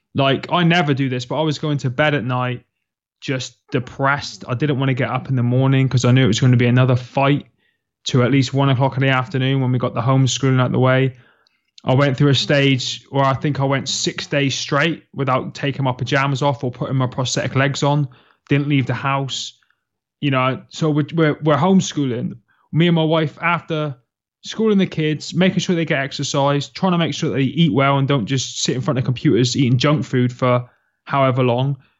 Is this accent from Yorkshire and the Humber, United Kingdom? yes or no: no; Plymouth, South West England, United Kingdom; you'll find me in the southwest of England, in a quaint little city called Plymouth, where I was born and bred